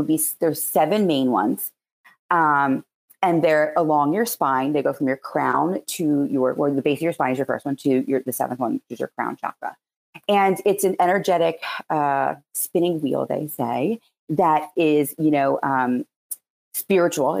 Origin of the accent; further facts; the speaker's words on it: Philadelphia, Pennsylvania, United States; accent: Philadelphia; my Philadelphia accent